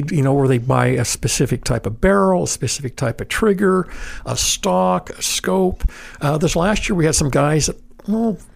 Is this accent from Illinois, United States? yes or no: no; Idaho, United States; Like growing up in Idaho